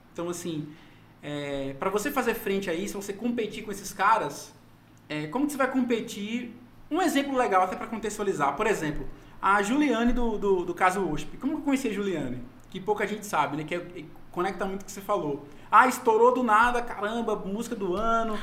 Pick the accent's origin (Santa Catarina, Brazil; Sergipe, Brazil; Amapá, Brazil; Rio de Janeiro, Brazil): Sergipe, Brazil; Aracaju; moved away; Eu sou de Aracaju